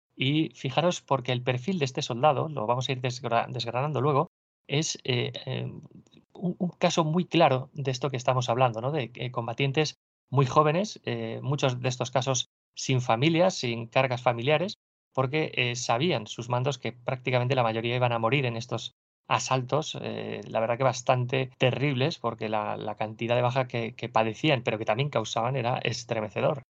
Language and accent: Spanish; Burgos, Castile and León, Spain; procedo de Burgos y bueno, y aquí estamos acostumbrados al frío